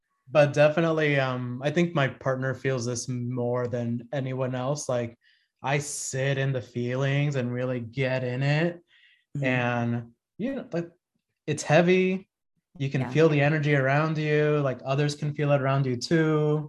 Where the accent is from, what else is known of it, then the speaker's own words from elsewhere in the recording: Dominican Republic; born there; even though I was born in the Dominican Republic.